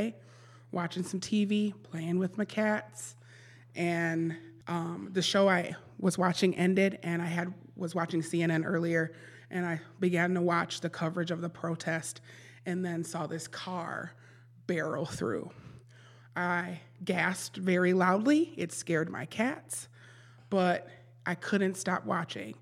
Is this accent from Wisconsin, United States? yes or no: yes; Milwaukee, Wisconsin, United States; Born and raised in Milwaukee, MPS grad